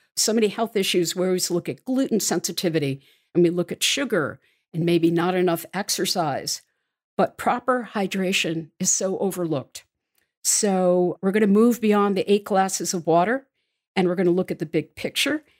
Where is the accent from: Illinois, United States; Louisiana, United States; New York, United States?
New York, United States; New York City; also born or lived in Washington, D.C.; my hometown peeps in New York City